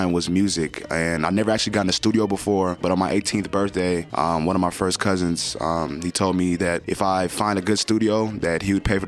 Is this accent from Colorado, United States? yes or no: yes; Denver, Colorado, United States; also born or lived in Nigeria; I was born there. I left when I was 8 because of war